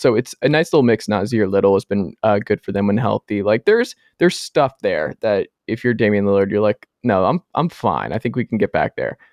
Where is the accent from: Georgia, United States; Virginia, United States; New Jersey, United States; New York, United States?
Georgia, United States; Atlanta; now in Knoxville, United States; coming to you live from Knoxville, Tennessee. Everything School HQ down there in my home state, my home area, Atlanta, Georgia.